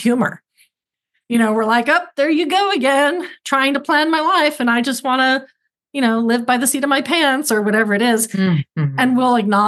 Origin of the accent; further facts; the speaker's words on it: Oklahoma, United States; moved away; also born or lived in California; I lived in California, but I'm from Oklahoma